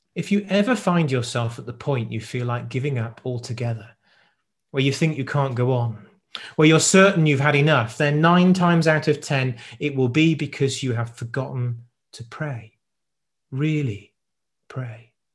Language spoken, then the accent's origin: English; South Wales, United Kingdom; I grew up in South Wales